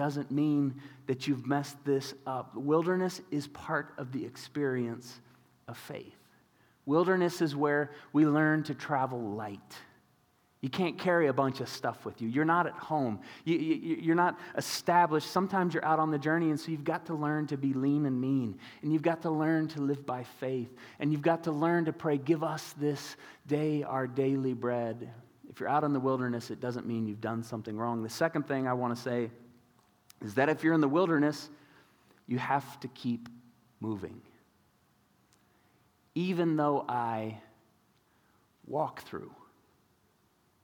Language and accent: English; Tulsa, Oklahoma, United States; I grew up in Tulsa, Oklahoma, kind of word of faith, charismatic hub of the universe.